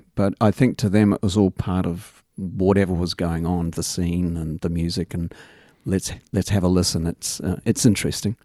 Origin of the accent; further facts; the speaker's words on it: England, United Kingdom; also born or lived in Australia; now in Christchurch, New Zealand; growing up in England